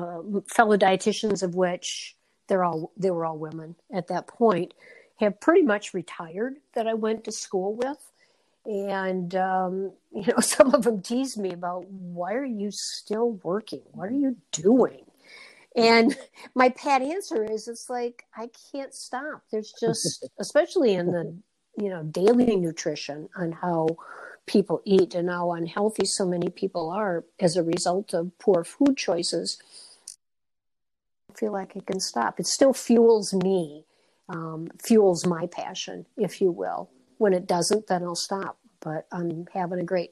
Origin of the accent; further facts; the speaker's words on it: Red Granite, Wisconsin, United States; also born or lived in Madison, Wisconsin; now in Wilmington, United States; I was born in Madison. My parents moved to Red Granite, middle of the state, just west of Oshkosh, when I was 6 years old. So I marvel at myself many times, like, you know, I'm just a girl from Red Granite, Wisconsin.